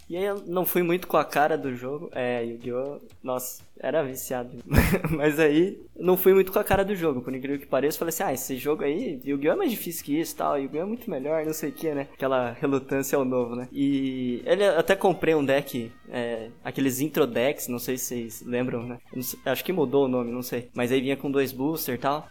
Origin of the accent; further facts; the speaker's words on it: Brazil; como um bom brasileiro